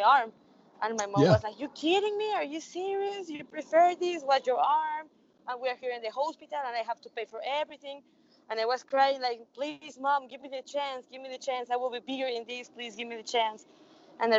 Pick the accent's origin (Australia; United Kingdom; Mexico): Mexico; Querétaro; I born in a little state in the middle of Mexico called Querétaro